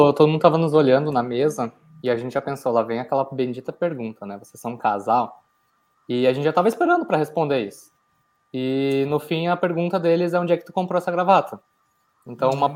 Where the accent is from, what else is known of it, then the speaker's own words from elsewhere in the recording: Porto Alegre, Rio Grande do Sul, Brazil; eu era natural de Porto Alegre